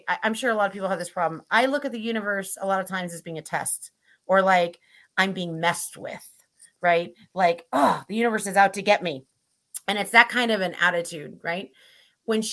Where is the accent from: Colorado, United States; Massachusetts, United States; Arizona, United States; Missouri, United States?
Missouri, United States; I grew up in Missouri, which was very Christian culture